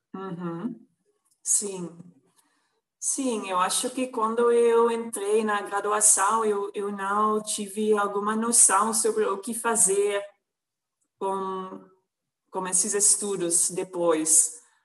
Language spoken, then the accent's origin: Portuguese; Netherlands; Portuguese is a second language; moved away as an adult; now in Brazil; Eu nasci numa cidade pequena na Holanda